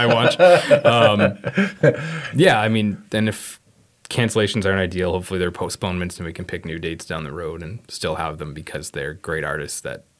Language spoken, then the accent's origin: English; Sault Ste. Marie, Ontario, Canada; moved away as an adult; also born or lived in St. Catharines, Ontario / Mississauga, Ontario / Kingston, Ontario; now in Moncton, Canada; Sault Ste. Marie, Ontario, originally.